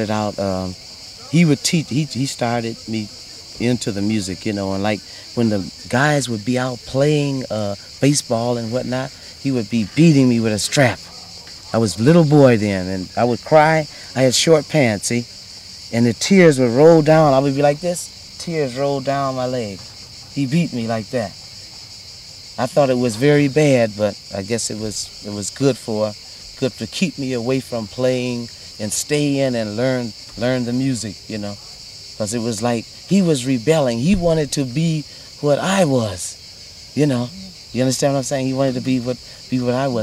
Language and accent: English; Cleveland, Ohio, United States; I was born in Cleveland, Ohio, July 13th, 1936